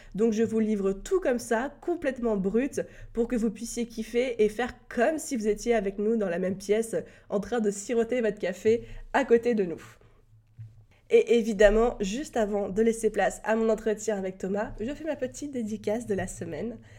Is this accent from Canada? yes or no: no; France; accent: French; mon magnifique accent français